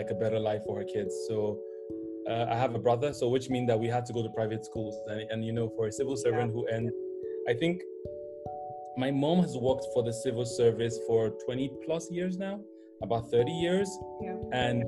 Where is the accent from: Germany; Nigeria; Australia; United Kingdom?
Nigeria; Jos, Plateau; I grew up in Jos, in the north